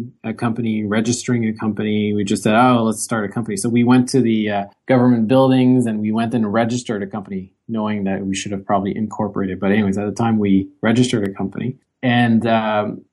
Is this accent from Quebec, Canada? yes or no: yes; Gatineau, Quebec, Canada; also born or lived in Waterloo; I'm from the Ottawa area on the Quebec side in Gatineau. So I grew up here